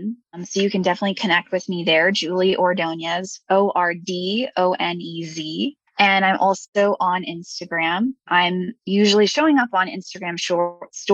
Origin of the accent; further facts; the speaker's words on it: Houston, Texas, United States; moved away; I'm from Houston, Texas originally